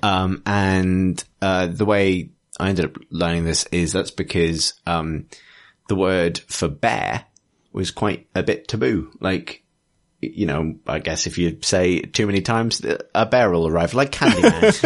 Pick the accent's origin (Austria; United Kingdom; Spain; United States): United Kingdom; England; I'm sensitive to it as an English person